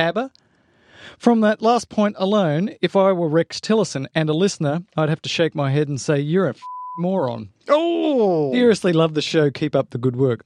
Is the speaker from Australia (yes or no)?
yes; Australia; I'm Australian. I put R in everything